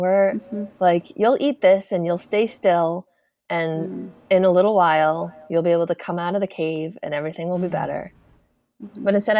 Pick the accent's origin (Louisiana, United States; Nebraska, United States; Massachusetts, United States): Massachusetts, United States; now in Oregon, United States